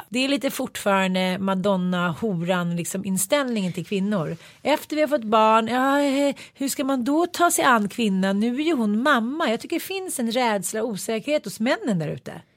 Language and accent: Swedish; Sweden